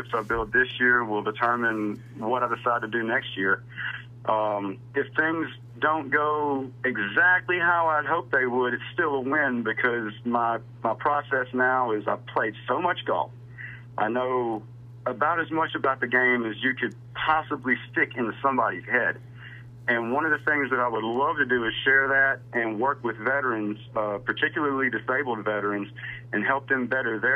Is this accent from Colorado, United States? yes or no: no; Louisiana, United States; now in Mississippi, United States; I was born in Louisiana